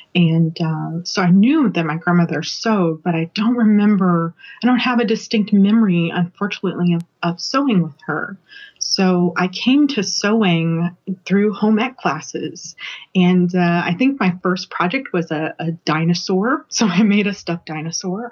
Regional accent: Colorado, United States; I grew up in Colorado, but I spent all of the summers of my youth in Louisiana

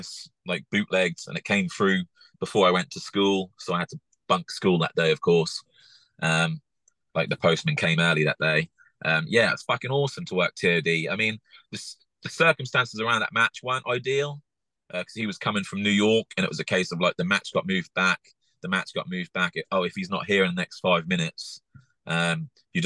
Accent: England, United Kingdom; as an English person

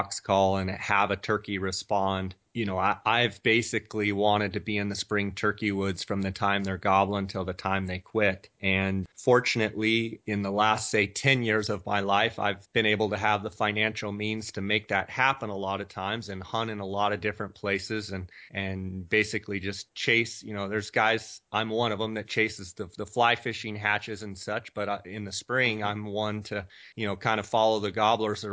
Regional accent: Scottsdale, Arizona, United States; I am actually in my hometown right now in Scottsdale, Arizona

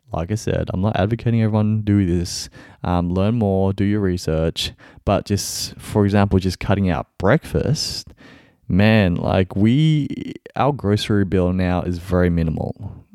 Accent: Melbourne, Victoria, Australia; I'm from Melbourne, Australia.

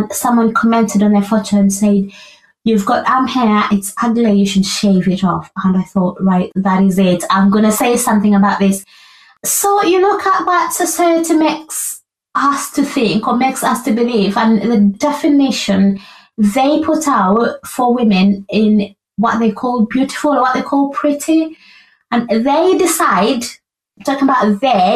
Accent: Uganda; moved away as an adult; I was raised in Uganda for pretty much most of my young life and young adult life.

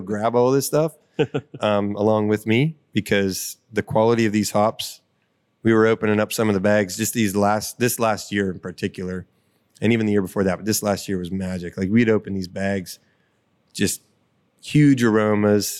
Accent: Butler County, Pennsylvania, United States; I'm born and raised in Butler County

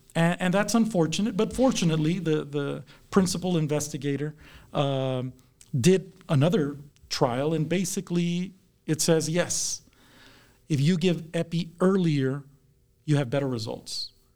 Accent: South Texas, United States; now in Kansas, United States; I grew up in South Texas, so I'm a transplant to Kansas.

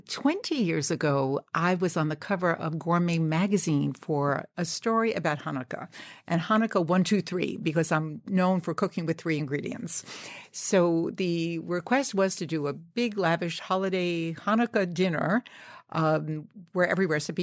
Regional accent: New York, United States; I'm a New Yorker, so I sort of took that for granted.

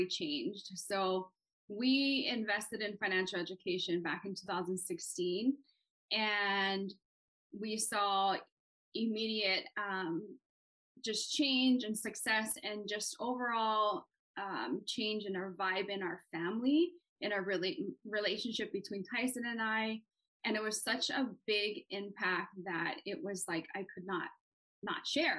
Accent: Hawaii, United States; moved away as an adult; also born or lived in Washington State; now in Washington, United States; born and raised in Hawaii and moved out to Washington State in 2000. Right after high school

